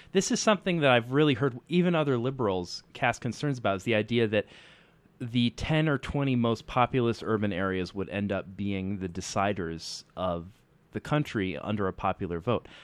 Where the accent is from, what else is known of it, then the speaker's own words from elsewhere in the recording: United States; as an American